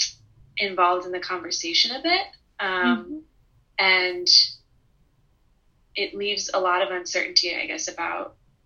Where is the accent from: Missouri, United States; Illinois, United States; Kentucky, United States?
Missouri, United States; now in New Orleans, United States